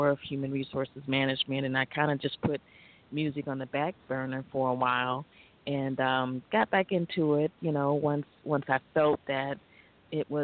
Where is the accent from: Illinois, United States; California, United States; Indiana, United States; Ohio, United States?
Indiana, United States; Gary; my hometown of Gary, Indiana